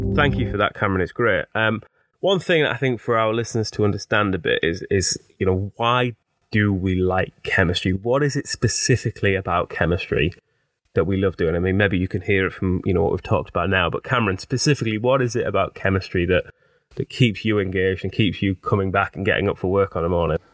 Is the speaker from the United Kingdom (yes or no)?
yes; Teesside, North East England, United Kingdom; accent: Teesside; as you can probably hear from my accent, I'm, I'm a Teesside-er, born, bred, and proud.